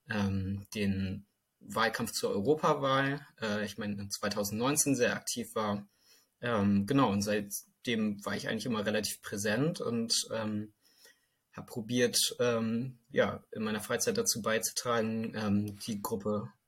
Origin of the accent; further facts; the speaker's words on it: northwest Germany, Germany; now in Bremen, Germany; Ich wohne jetzt ungefähr seit drei Jahren hier, bin noch eine Weile hierher gependelt. Ähm, aber ich habe eigentlich mein ganzes Leben hier so in Norden, Nordwestdeutschland verbracht.